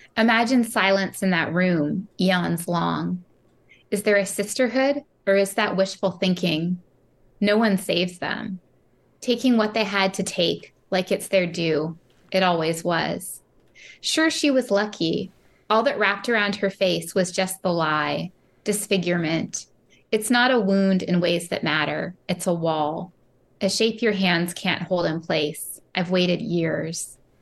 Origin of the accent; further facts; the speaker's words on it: San Francisco, California, United States; now in Merced, United States; I grew up in San Francisco, so I was really near the water